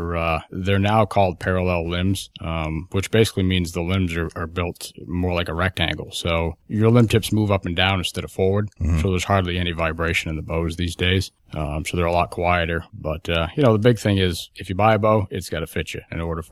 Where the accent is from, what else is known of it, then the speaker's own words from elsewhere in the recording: Concord, New Hampshire, United States; I am originally from Concord, New Hampshire.